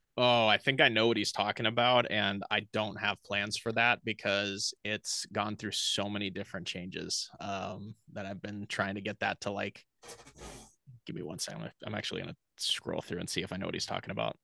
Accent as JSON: {"language": "English", "town": "Portland", "region": "Oregon", "country": "United States", "tie": "born or raised there", "moved": "yes", "lives_now": "Austin, United States", "said": "I grew up in Portland, Oregon"}